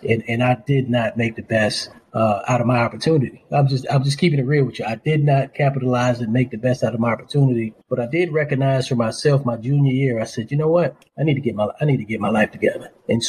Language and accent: English; Charleston, South Carolina, United States; also born or lived in Harlem, New York City, New York; when we moved from New York to Charleston, I was a sickly kid.